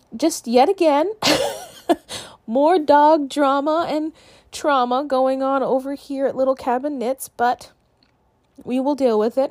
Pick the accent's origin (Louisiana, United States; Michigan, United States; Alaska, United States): Alaska, United States; my home state of Alaska